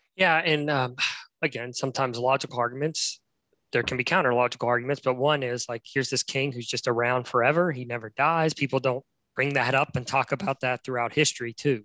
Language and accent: English; West Virginia, United States; moved away; I'm in my home state of West Virginia.